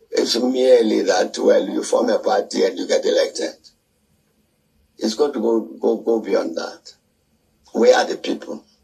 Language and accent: English; South Africa; as a South African, I agree with that.